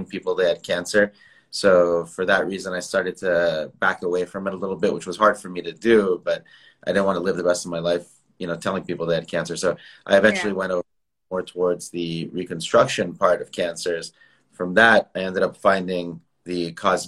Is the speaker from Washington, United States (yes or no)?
no; San Jose, California, United States; now in Beverly Hills, United States; I was born in San Jose in Northern California.